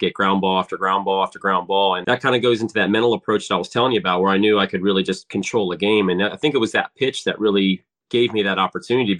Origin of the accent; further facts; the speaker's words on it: Ocean City, Maryland, United States; I grew up in Ocean City